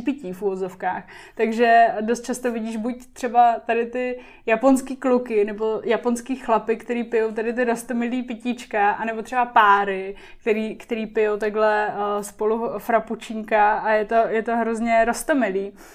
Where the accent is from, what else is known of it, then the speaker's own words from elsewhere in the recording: Liberec, Liberec Region, Czechia; moved away; also born or lived in Japan / Prague; já jsem z Liberce